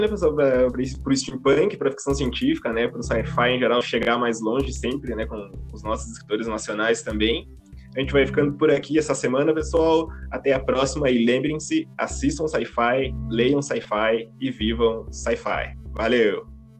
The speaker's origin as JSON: {"language": "Portuguese", "region": "Rio Grande do Sul", "country": "Brazil", "accent": "Rio Grande do Sul (gaúcho)", "said": "o nosso sotaque, né? nosso sotaque aqui do, do Rio Grande do Sul"}